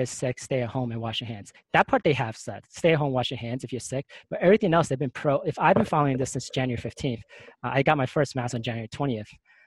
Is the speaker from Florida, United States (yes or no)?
no; New York City, New York, United States; moved away; I'm from New York